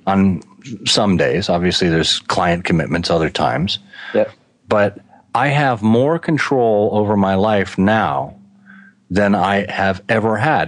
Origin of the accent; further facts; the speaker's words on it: Connecticut, United States; moved away as an adult; also born or lived in Boston; now in Michigan, United States; I grew up in Connecticut, and then I went to school in Boston, and I stayed on in Boston for 20 years until Ford recruited me out to Michigan